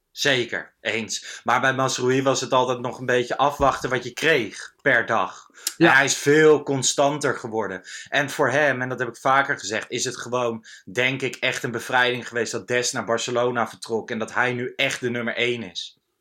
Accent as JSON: {"language": "Dutch", "town": "Lochem", "region": "Gelderland", "country": "Netherlands", "tie": "born or raised there", "moved": "yes", "said": "Ik kwam uit uh, Lochem, daar was ik geweest, in de, in de achterhoek waar ik opgegroeid ben."}